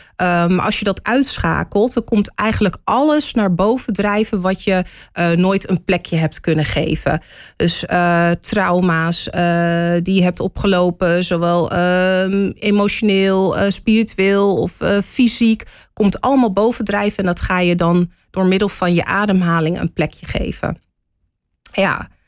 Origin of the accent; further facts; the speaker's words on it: Hoofddorp, North Holland, Netherlands; moved away as an adult; also born or lived in Amsterdam / The Hague; now in Amersfoort, Netherlands; Toen ik vier jaar oud was, verhuisde ik naar Hoofddorp. Daar heb ik tot mijn 24ste gewoond